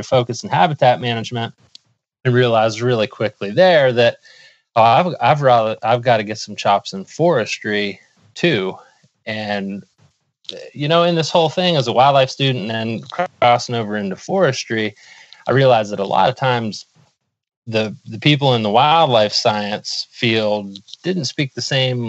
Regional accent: Pennsylvania, United States; my home state of Pennsylvania. So I grew up here and have always hunted

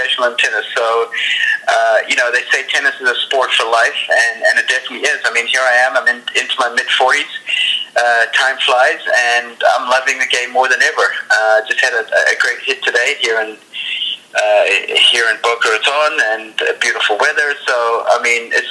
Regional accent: Johannesburg, Gauteng, South Africa; also born or lived in Ireland; It was my first sport when I was growing up in South Africa. I was probably around about 8, 9 years old.

